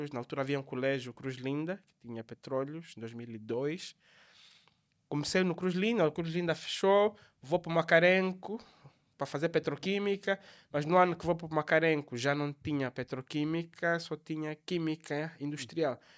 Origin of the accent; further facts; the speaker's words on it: Lubango, Huíla, Angola; sou natural do Lubango